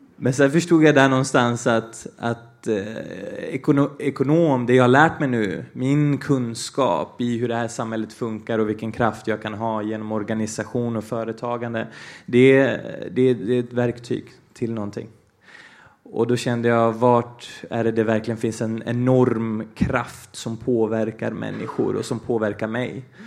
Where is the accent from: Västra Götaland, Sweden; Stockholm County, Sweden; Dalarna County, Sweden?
Dalarna County, Sweden; Falun; Swedish is a second language; also born or lived in Brazil; Jag är ju eh, brasilian och eh, dalmas